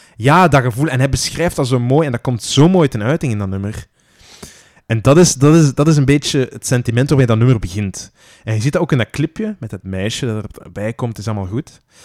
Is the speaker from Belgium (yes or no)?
yes; Flanders, Belgium; wij vaak als Vlamingen